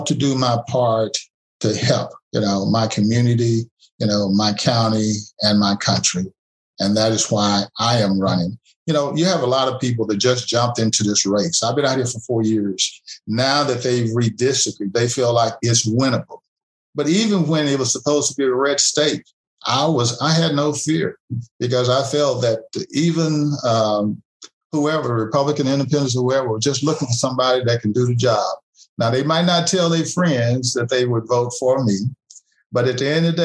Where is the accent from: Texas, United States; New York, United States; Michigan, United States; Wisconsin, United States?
Texas, United States; Huntsville; moved away; I'm originally from Huntsville, Texas, which is about 45 minutes from Houston. I was raised in a four-room house